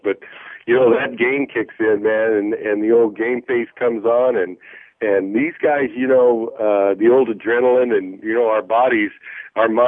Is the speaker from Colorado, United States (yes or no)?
yes; Colorado Springs, Colorado, United States; I grew up out in Colorado, a great Yankee fan